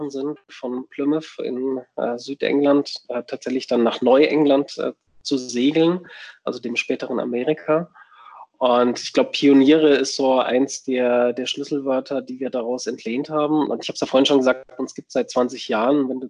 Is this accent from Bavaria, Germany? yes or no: yes; Würzburg, Bavaria, Germany; wir haben drei Standorte in München, Würzburg, wo ich herkomme, und Berlin.